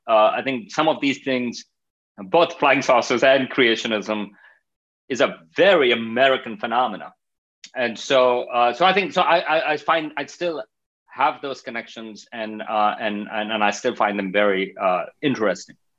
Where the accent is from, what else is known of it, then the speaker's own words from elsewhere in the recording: Pakistan; moved away as an adult; also born or lived in Stony Brook, New York; I'm coming from Pakistan